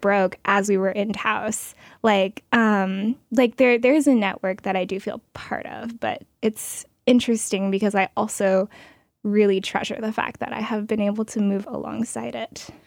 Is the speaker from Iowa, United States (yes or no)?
no; Portland, Oregon, United States; I'm from Oregon, Portland